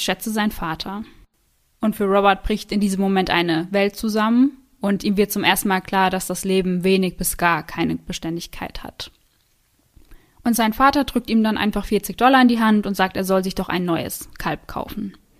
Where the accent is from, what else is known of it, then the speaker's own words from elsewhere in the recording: Germany; bei uns in Deutschland